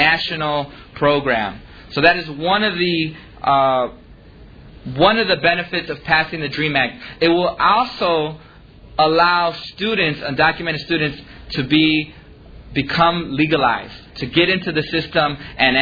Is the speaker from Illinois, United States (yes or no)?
yes; Chicago, Illinois, United States; I grew up in Little Village. I still live there to this day